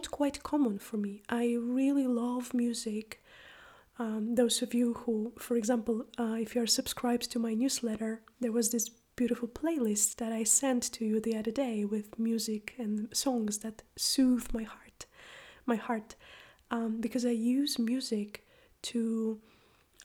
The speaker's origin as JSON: {"language": "English", "country": "Poland", "moved": "as an adult", "lives_now": "Iceland", "said": "I am from Poland, but I live and teach and practice in Iceland."}